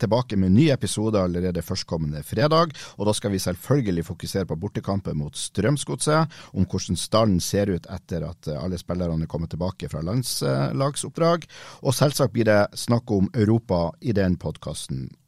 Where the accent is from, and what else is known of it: Haugesund, Rogaland, Norway; accent: Haugesund dialect